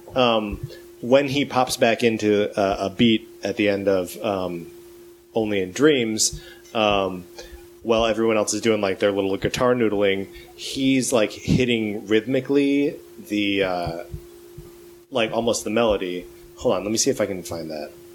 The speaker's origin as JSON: {"language": "English", "region": "Wisconsin", "country": "United States", "tie": "born or raised there", "moved": "yes", "lives_now": "Los Angeles, United States", "said": "I grew up in Wisconsin"}